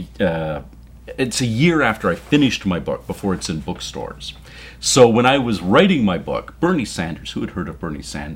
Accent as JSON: {"language": "English", "country": "Canada", "tie": "born or raised there", "said": "I was born in Canada to an American living in Canada"}